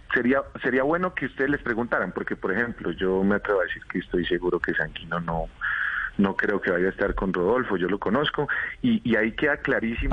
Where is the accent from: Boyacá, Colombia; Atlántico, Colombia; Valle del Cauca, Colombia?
Boyacá, Colombia; en mi tierra